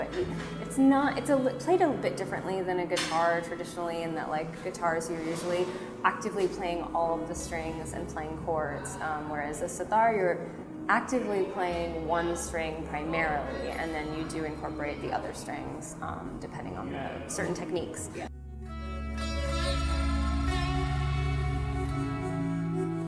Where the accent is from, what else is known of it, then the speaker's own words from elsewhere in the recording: Maryland near Baltimore, United States; I grew up in Maryland near Baltimore